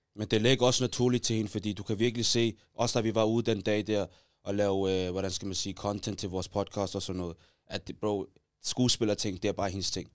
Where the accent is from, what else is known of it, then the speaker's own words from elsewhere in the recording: Taastrup, Capital Region of Denmark, Denmark; mig og J G, vi er fra Taastrup